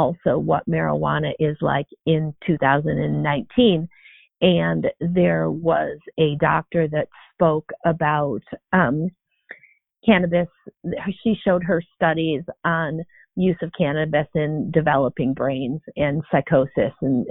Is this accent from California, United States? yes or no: no; Arizona, United States; my home state of Arizona